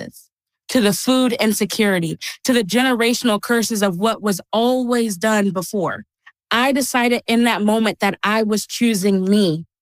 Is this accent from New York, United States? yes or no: no; Texas, United States; I grew up in Texas